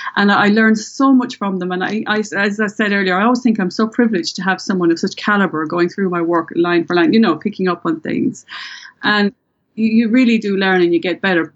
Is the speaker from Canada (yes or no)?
no; Ireland; accent: Irish; with my Irish accent